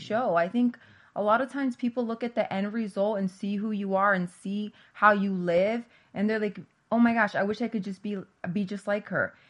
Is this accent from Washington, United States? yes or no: no; New Jersey, United States; I grew up in New Jersey